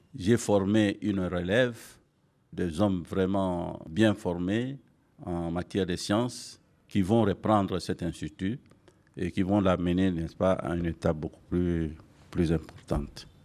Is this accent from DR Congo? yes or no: yes; DR Congo; ici chez nous en RDC